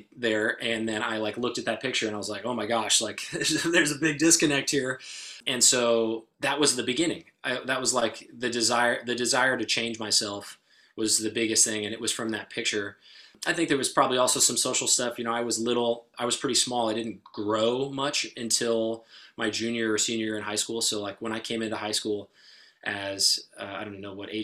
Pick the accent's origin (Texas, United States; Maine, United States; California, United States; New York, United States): California, United States; Walnut Creek; I grew up in Walnut Creek